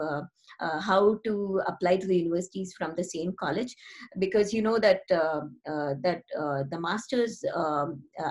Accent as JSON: {"language": "English", "town": "Mumbai", "region": "Maharashtra", "country": "India", "tie": "born or raised there", "also_born_or_lived": "Chennai / Blacksburg / New Jersey", "moved": "as an adult", "lives_now": "Silicon Valley, United States", "said": "In Mumbai, we are not originally from Mumbai. We actually come from the south, Chennai."}